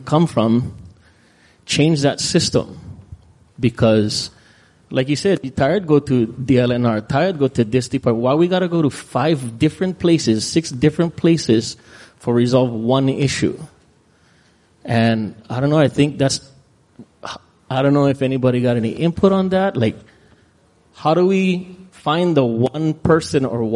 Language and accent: English; Kauai, Hawaii, United States; I'm from Kauai